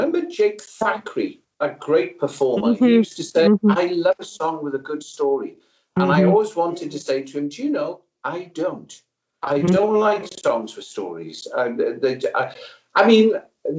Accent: South Wales Valleys, United Kingdom; I was brought up in South Wales Valleys, working class community.

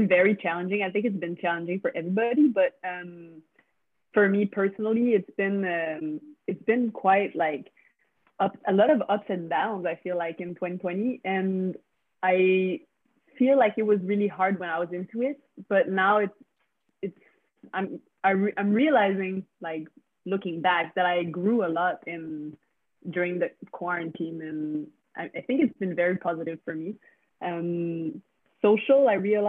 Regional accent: Canada; first language French; English is a second language; I'm from the French part. I speak French.

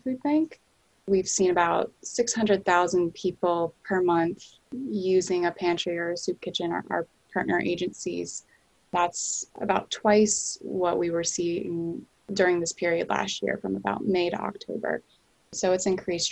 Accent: North Carolina, United States; now in Boston, United States; I'm originally from North Carolina

